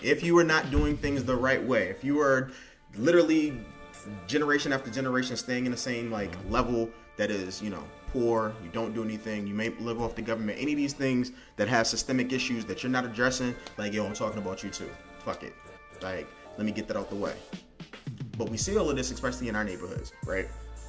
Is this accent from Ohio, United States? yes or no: no; Washington, District of Columbia, United States; However, I grew up in Southeast. I went to Maryland schools because my mother was like, these schools in here are terrible.